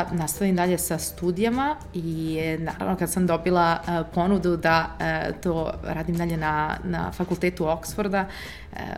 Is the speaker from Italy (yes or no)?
yes; Italy; first language Serbian; moved away; also born or lived in Serbia / Požarevac, Serbia / Oxford, United Kingdom; ja sam rođena u Italiji, da, a, i mama i tata su mi iz Srbije, e, tako da smo mi često leto i uvek dolazili na selo e, ovde kod nas